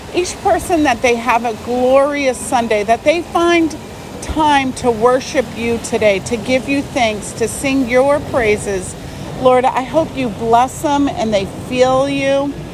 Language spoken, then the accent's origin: English; Arizona, United States; I'm from Arizona and it never rains